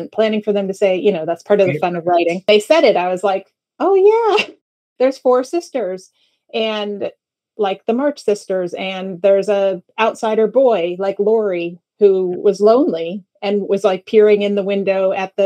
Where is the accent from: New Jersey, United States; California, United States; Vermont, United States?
New Jersey, United States; Northern; I grew up in Northern New Jersey